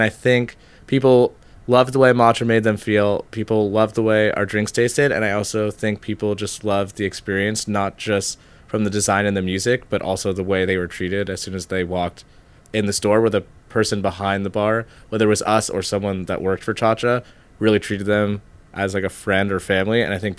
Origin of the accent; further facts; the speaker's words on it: New York City, New York, United States; I'm from New York City.